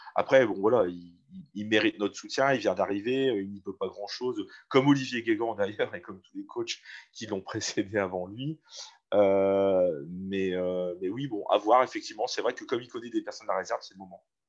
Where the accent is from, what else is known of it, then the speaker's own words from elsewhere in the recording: Valenciennes, Hauts-de-France, France; Je suis né à Valenciennes, j'ai grandi à Valenciennes